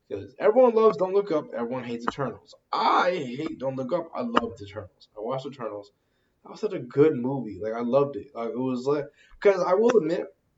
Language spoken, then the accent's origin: English; near Buffalo, New York, United States; also born or lived in Boston, Massachusetts; I was born in Boston, grew up in New York, near Buffalo